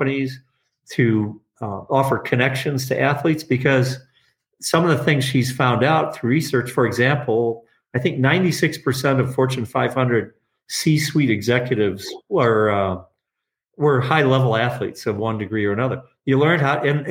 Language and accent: English; Detroit, Michigan, United States; also born or lived in Traverse City, Michigan / Elk Rapids, Michigan; I grew up in Detroit in the northwest corner, but in the city